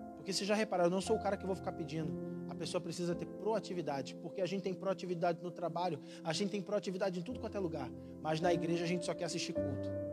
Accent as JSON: {"language": "Portuguese", "region": "Rio de Janeiro", "country": "Brazil", "moved": "yes", "said": "sou carioca."}